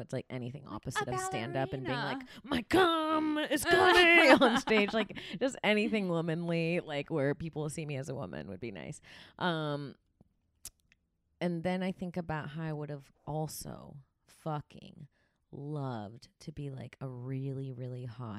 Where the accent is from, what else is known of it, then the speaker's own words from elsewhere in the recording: Florida, United States; I don't know what to say. I'm from